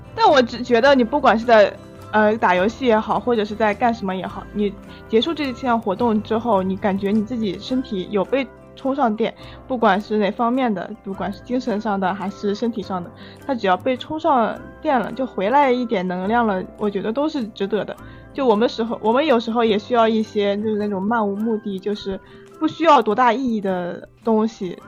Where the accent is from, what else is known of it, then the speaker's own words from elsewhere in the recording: northern China, China; 我是个北方人嘛，我沉迷于麻辣烫